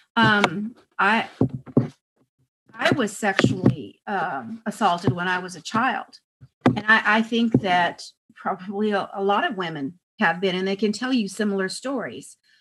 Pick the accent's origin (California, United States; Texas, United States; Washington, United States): Texas, United States; El Paso; I was raised in El Paso and we had Mexican maids